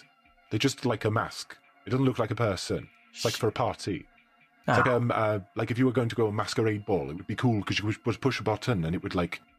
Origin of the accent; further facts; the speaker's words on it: Wales, United Kingdom; I'm very Welsh, yes. That's why I said it doesn't work.